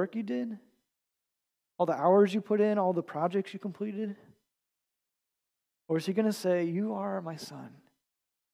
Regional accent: United States; us as American churchgoers

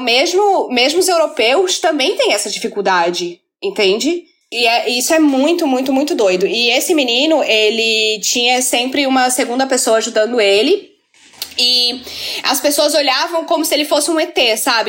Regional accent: Florianópolis, Santa Catarina, Brazil; eu sou de Florianópolis

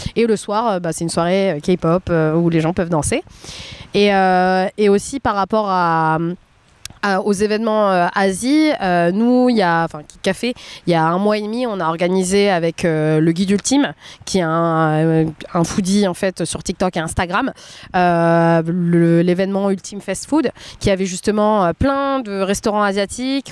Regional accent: France; moi je m'étais vue en tant que femme asiatique en grandissant en France

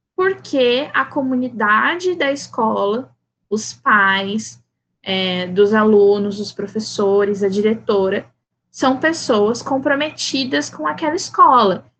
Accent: Campo Grande, Mato Grosso do Sul, Brazil; first language Portuguese; nascida e criada em Campo Grande, Mato Grosso do Sul

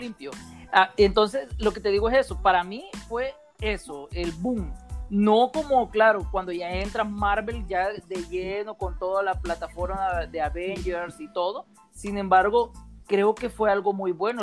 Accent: El Salvador; somos del Salvador

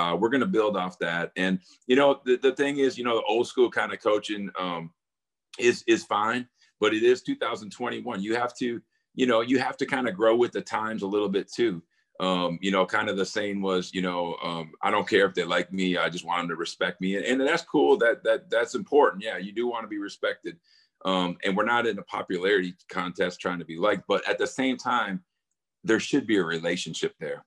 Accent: Wisconsin, United States; I grew up in Wisconsin

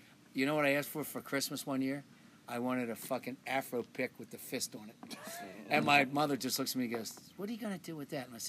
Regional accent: Willow Grove, Pennsylvania, United States; I grew up in Willow Grove, Willow Hill, so it was half black, 50, half 50.

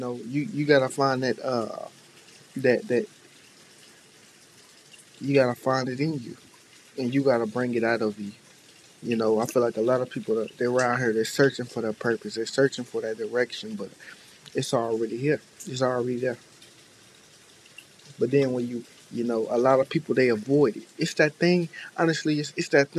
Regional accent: Tampa, Florida, United States; I'm from Tampa

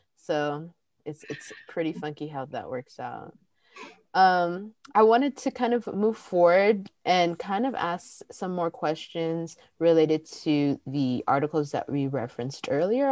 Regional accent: Pasadena, California, United States; I grew up in Pasadena, and in that part of like Los Angeles

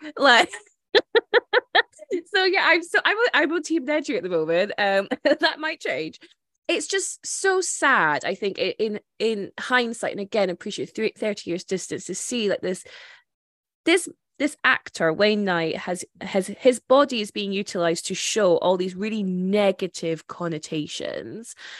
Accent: Scotland, United Kingdom; as a Scottish person

